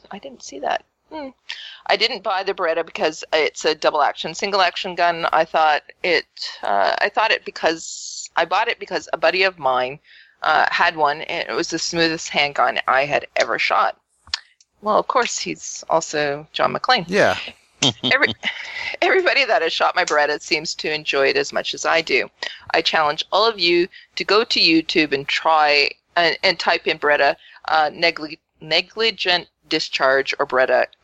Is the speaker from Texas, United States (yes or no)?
yes; Texas, United States; Uh, I know I'm a Texan, uh, and I'm supposed to say y'all, but yippee ki yay!